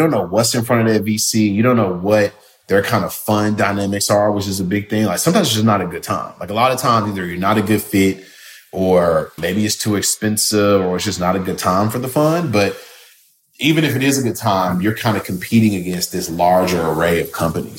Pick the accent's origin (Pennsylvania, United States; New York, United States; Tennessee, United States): Tennessee, United States; Memphis; they're basically establishing an office in Memphis. And so I'm from Memphis, and just, you never know who you're talking to late at night.